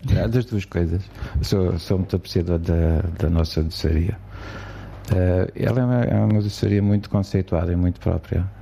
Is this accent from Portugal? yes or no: yes; Figueiró dos Vinhos, Leiria District, Portugal; also born or lived in Lisbon; gosto muito de viver em Figueiró dos Vinhos